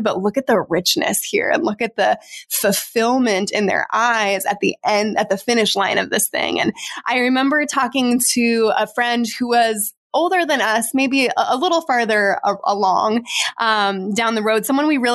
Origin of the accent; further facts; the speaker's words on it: Arizona, United States; we're from Arizona where it like never drops below like 70 degrees